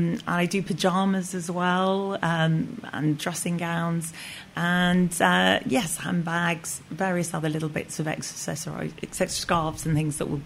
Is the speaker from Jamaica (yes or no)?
no; Kampala, Central Region, Uganda; moved away; because I was born and brought up in Uganda, Kampala. Got chucked out by Idi Amin, and my father was in the British forces. And we lived on Kalolo Hill.